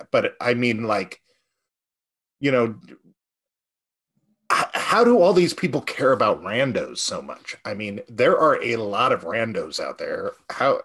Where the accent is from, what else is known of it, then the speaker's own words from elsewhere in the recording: California, United States; moved away; as a Californian originally